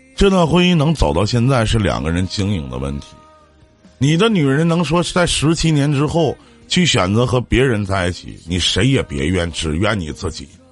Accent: Shenyang, Liaoning, China; also born or lived in Liaoyang; 我是沈阳的

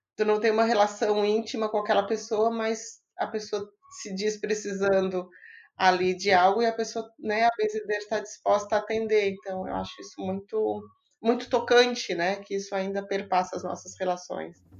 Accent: Imbituba, Santa Catarina, Brazil; now in Florianópolis, Brazil; eu sou de Imbituba, aqui pertinho no sul de Santa Catarina, pertinho de Florianópolis, mas moro aqui há um tempão.

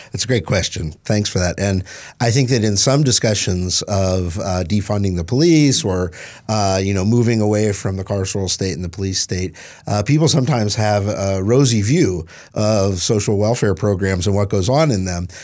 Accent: East Tennessee, United States; moved away; I grew up in East Tennessee.

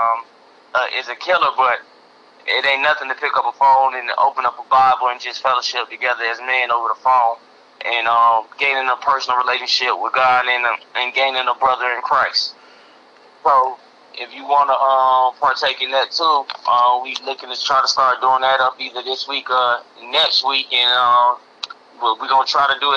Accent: Florida, United States; moved away; we came from Florida

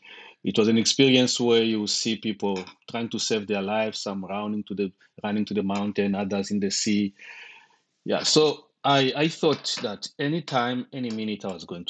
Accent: DR Congo; also born or lived in Zambia / Zimbabwe; now in United States; I'm originally from the Congo, Democratic Republic of Congo. Currently living in the United States and lived in Zimbabwe for two decades.

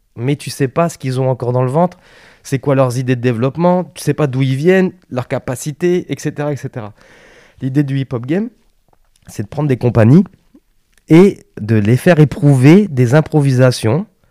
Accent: Lille, Hauts-de-France, France; moved away as an adult; also born or lived in Paris; je suis originaire du Nord

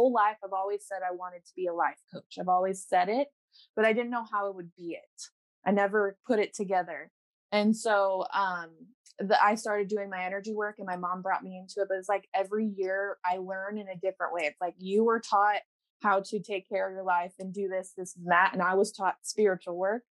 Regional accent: Colorado, United States; also born or lived in Council Bluffs, Iowa; now in Southern Oregon, United States; I was born in Iowa, Council Bluffs, Iowa, but I was raised in Colorado.

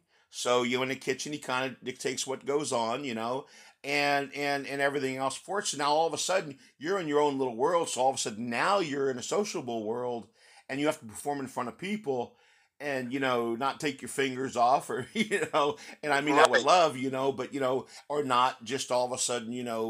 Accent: Texas, United States; Hey, look, you know, I'm from Texas originally, man.

